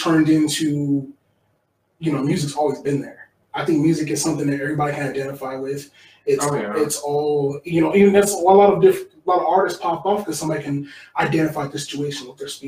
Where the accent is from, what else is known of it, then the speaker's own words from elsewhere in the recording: Tulsa, Oklahoma, United States; moved away as an adult; also born or lived in Salt Lake City, Utah; now in Utah, United States; Grew up in Tulsa, Oklahoma, and spent most of my time there